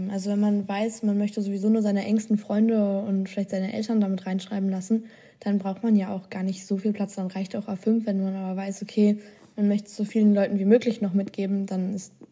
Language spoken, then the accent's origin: German; Austria; Bei mir war es Österreich.